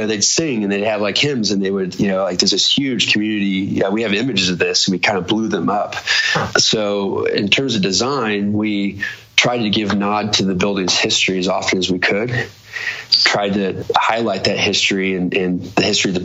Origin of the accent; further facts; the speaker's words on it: Des Moines, Iowa, United States; now in Denver, United States; it's my hometown